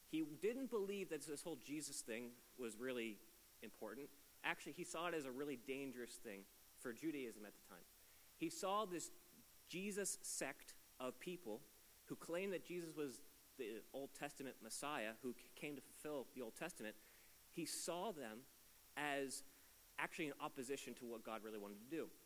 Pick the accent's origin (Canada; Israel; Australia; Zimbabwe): Canada; East Coast; I am not from here. I am from the east coast of Canada. I don't sound like I should because my accent's been dulled down a little bit.